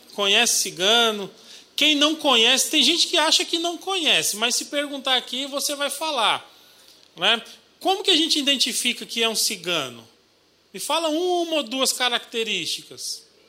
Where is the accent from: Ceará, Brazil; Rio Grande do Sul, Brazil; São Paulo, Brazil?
São Paulo, Brazil; Eu sou paulistano, nasci na capital, lá em São Paulo, mas sou filho de paraibano